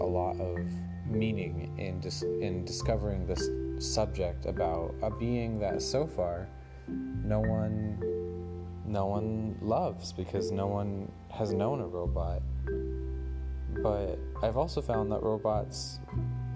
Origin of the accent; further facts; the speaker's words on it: Anchorage, Alaska, United States; moved away as an adult; now in Seattle, United States; I was born and raised in Alaska, in Anchorage, which is the biggest city in Alaska